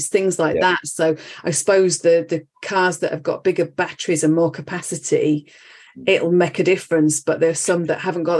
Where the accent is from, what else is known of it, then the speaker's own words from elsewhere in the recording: Halifax, Yorkshire and the Humber, United Kingdom; now in Reading, United Kingdom; I'm from Halifax originally.